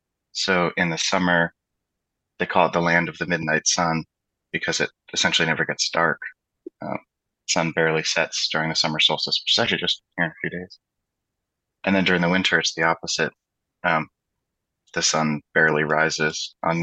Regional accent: central Alaska, United States; now in Denver, United States; I was born and raised in Alaska.

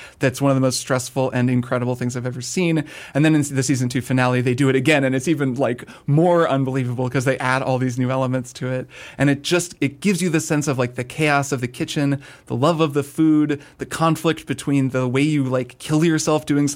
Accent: Indiana, United States; I grew up in Indiana

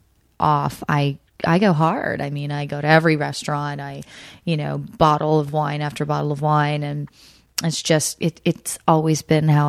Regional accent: Montreal, Quebec, Canada; first language French; English is a second language; moved away; Montreal is my, you know, it's just, I know it's my hometown

